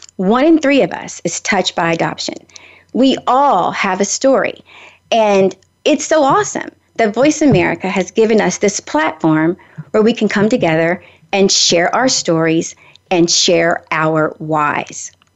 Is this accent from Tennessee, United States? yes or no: yes; Nashville, Tennessee, United States; I'm from Nashville